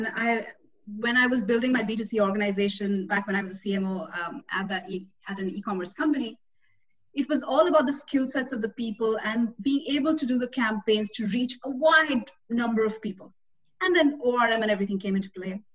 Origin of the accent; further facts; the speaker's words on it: India; moved away as an adult; also born or lived in Austin, Texas, United States; I came from India as a 21-year-old.